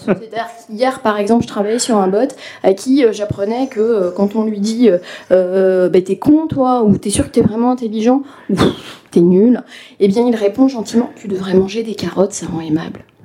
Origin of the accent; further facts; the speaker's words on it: western France, France; moi qui suis né dans l'ouest de la France